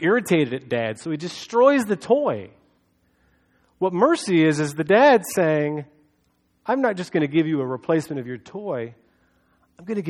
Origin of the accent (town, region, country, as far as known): United States